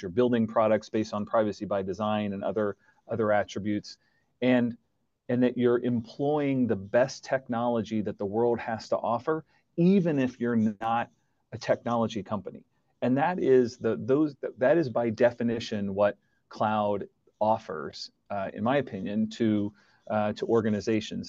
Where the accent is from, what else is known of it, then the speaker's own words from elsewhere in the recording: United States; moved away as an adult; now in Canada; I'm originally American